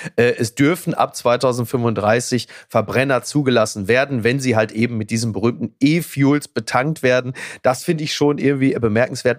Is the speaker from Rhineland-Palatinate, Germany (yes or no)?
no; Castrop-Rauxel, North Rhine-Westphalia, Germany; aus meiner Heimatstadt Kastrop-Rauxel